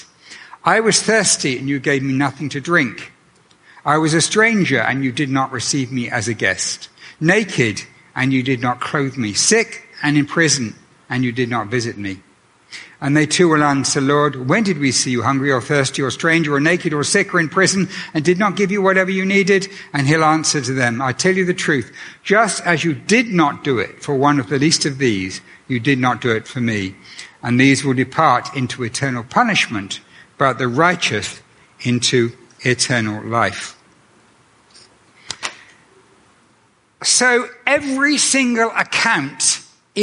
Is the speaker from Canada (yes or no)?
yes; Canada; I returned to Canada